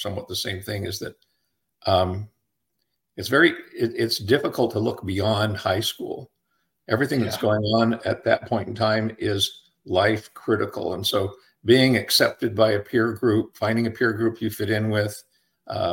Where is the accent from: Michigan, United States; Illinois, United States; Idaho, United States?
Idaho, United States; Idaho Falls; moved away as an adult; I was raised in Idaho Falls, Idaho